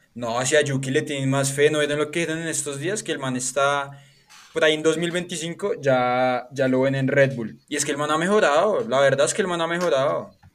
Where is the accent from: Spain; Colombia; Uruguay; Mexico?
Colombia; soy colombiano